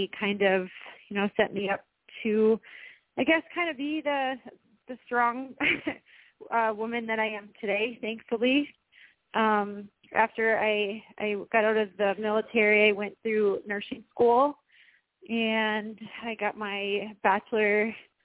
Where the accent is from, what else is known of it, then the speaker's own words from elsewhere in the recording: Wisconsin, United States; moved away as an adult; now in Florida, United States; I was raised in Wisconsin, so that's where I'm originally from. I now reside in Florida